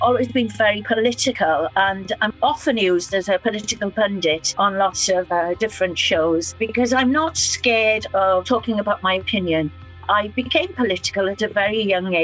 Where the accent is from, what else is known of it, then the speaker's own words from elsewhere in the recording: Fishguard, Wales, United Kingdom; I was brought up in West Wales